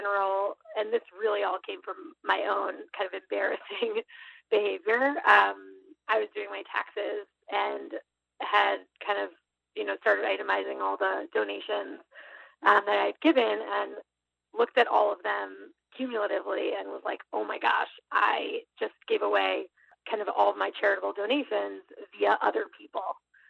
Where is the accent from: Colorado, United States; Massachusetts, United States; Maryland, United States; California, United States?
Massachusetts, United States; Boston; I grew up in Boston, but spent many years kind of around the globe, like many millennials. And I'm back here now in Boston